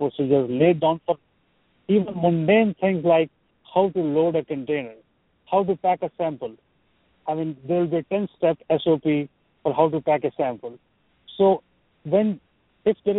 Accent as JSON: {"language": "English", "country": "India", "tie": "born or raised there", "moved": "as an adult", "lives_now": "United States", "said": "I'm from India, but I'm in the United States for over a quarter of a century now."}